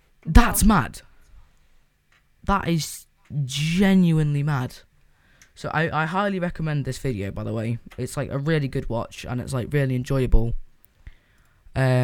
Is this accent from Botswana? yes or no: no; Isle of Man; I'm from the Isle of Man